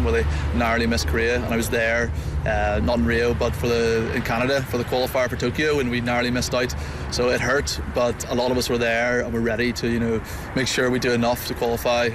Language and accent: English; Ireland; as an Irishman